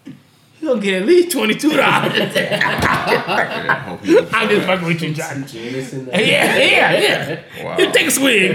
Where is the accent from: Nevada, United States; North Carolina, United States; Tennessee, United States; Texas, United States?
Nevada, United States; Las Vegas; being from Las Vegas